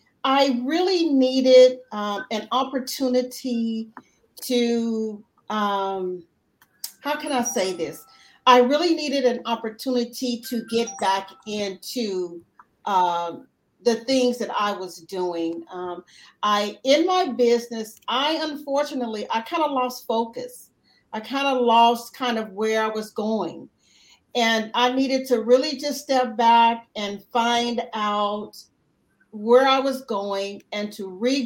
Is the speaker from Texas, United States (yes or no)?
yes; Houston, Texas, United States; I am from Houston, Texas.